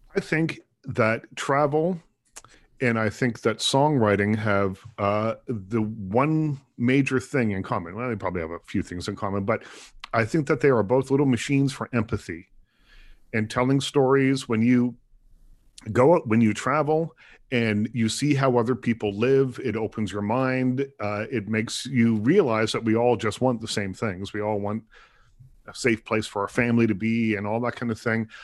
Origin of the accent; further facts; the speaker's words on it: Nova Scotia, Canada; I grew up in Nova Scotia